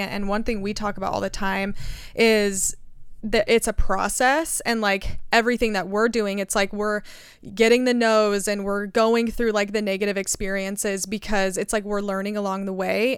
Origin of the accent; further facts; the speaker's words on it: United States; I grew up in America, very privileged